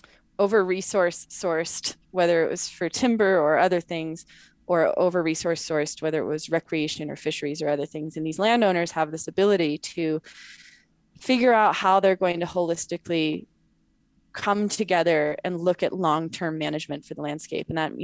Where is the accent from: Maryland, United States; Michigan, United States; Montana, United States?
Montana, United States; also born or lived in Wyoming / California; So I was born in Montana, grew up Montana, Wyoming, and very Northern California.